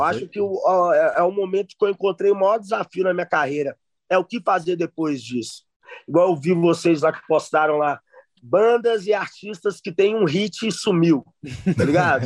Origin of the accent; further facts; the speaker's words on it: Belo Horizonte, Minas Gerais, Brazil; eu vim de lá da Zona Norte, tá ligado? é criado no funk, no baile da Vilarinha